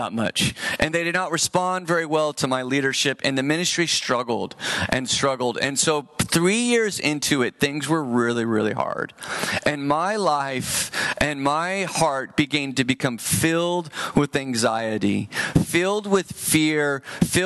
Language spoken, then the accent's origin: English; San Jose, California, United States; I'm from San Jose.